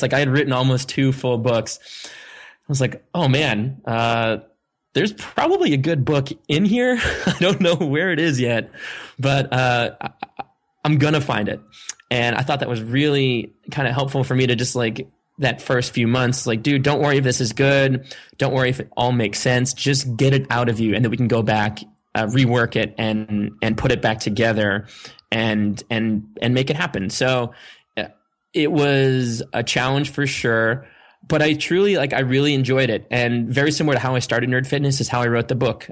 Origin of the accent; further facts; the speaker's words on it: Sandwich, Massachusetts, United States; I grew up on on Cape Cod in a town called Sandwich, actually East Sandwich